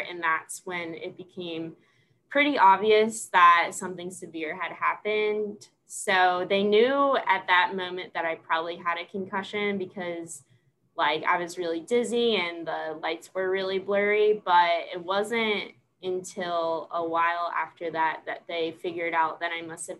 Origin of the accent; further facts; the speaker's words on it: Washington, New Jersey, United States; moved away as an adult; also born or lived in Pennsylvania / Kentucky / South Carolina; now in Clarksville, United States; I'm originally from Washington, New Jersey, which is a really small town, 15 minutes from the Pennsylvania border.